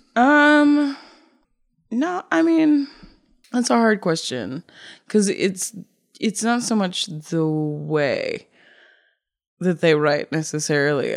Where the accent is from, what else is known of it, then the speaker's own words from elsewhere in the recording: Cape Cod, Massachusetts, United States; moved away; also born or lived in Brooklyn; I grew up in Cape Cod